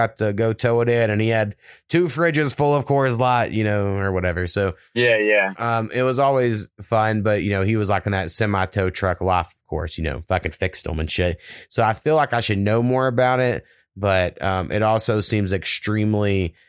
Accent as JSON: {"language": "English", "region": "Oklahoma", "country": "United States", "tie": "born or raised there", "said": "One of the only places, businesses in my hometown was a truck stop"}